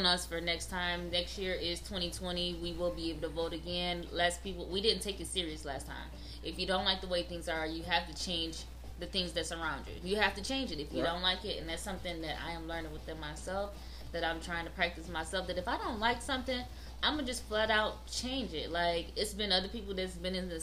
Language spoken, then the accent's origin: English; New Haven, Michigan, United States; I was raised in New Haven, Michigan